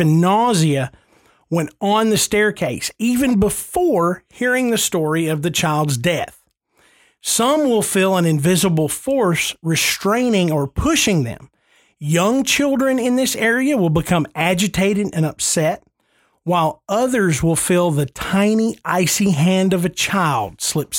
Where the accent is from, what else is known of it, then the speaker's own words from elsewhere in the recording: the South, United States; hey, I'm from the South.